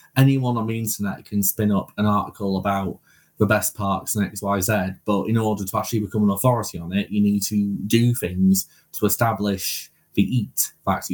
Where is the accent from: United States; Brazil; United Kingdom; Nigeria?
United Kingdom; we're British